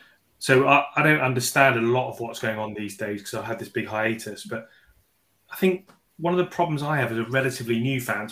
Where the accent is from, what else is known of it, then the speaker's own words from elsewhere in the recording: Cambridge, East of England, United Kingdom; now in Harrogate, United Kingdom; I supported Cambridge United as a kid. I grew up in Cambridge